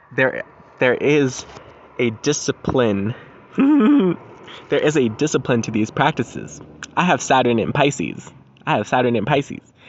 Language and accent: English; Colorado, United States; moved away; my home state, Colorado